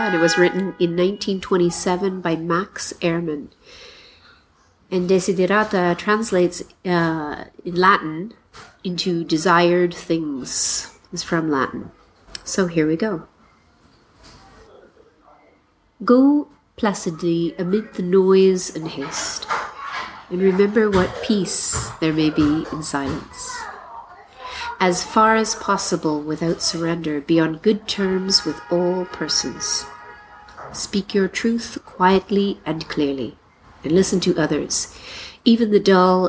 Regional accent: Mississauga, Ontario, Canada; moved away as an adult; now in Nanjing, China; the house I grew up in Mississauga, Ontario

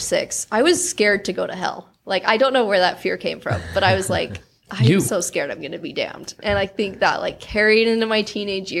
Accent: Springville, Utah, United States; I am the oldest of six kids, and I was raised in Springville

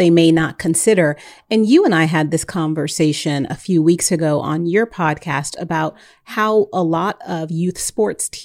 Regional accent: San Jose, California, United States; moved away; I'm from San Jose.

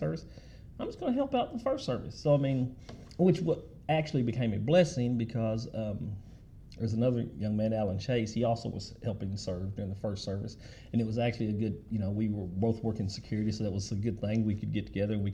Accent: Mayfield, United States; I grew up in Mayfield

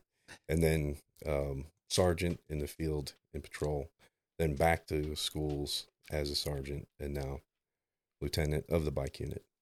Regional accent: Arlington, Texas, United States; also born or lived in Toledo, Ohio / Joshua, Texas; we moved down here. I grew up in Joshua and Arlington most, actually, I grew up I went to Martin

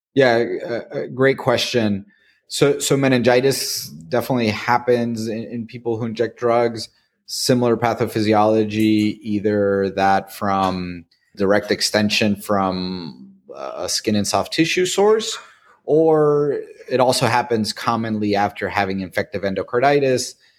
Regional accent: Tijuana, Baja California, Mexico; moved away as an adult; now in United States; I'm actually from Tijuana, Mexico

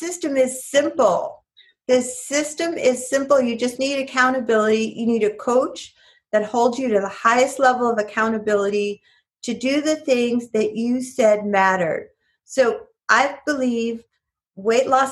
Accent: New York, United States; moved away; I'm from New York originally

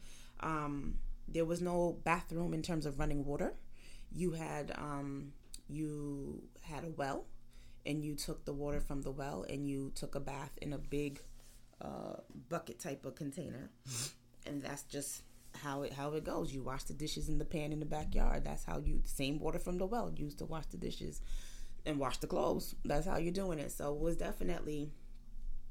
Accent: United States; I'm born in America. I'm first generation American. My parents, grandparents, and everyone before them is from Jamaica

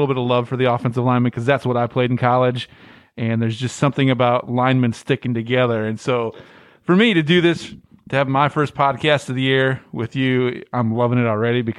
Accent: Midwest, United States; now in Louisiana, United States; That's the something I've learned since I moved down here from the Midwest. We don't know how to cook in the Midwest.

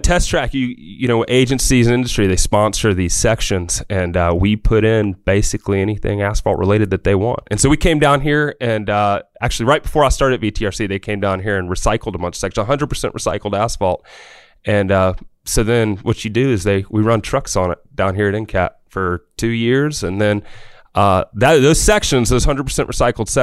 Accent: Charlotte, North Carolina, United States; I grew up in Charlotte, North Carolina, which is arguably the home of NASCAR

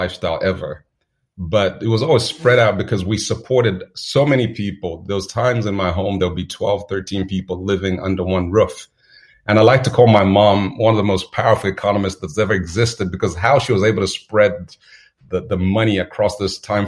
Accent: Zambia; Growing up in Zambia was I'd say charming.

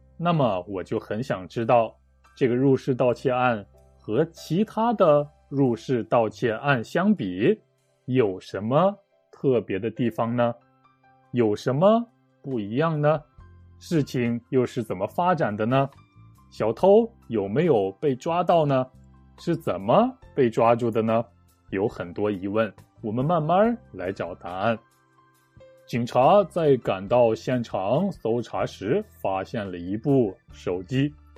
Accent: Shanxi, China; 我的老家，山西省

